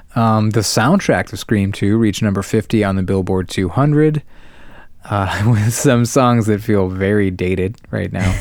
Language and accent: English; Ohio, United States; our home state of Ohio